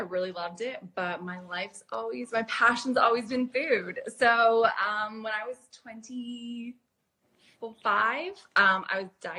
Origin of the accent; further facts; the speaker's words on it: Canada; moved away as an adult; now in London, United Kingdom; I grew up in Canada and I moved to London when I was about 21, 22.